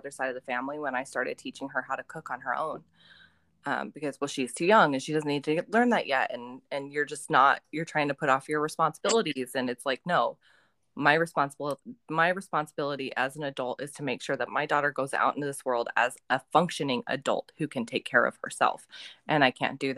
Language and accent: English; Utah, United States; also born or lived in Texas / California / Nevada; i grew up in Utah and Texas and California and Nevada and these states. I didn't grow up on the on the east side.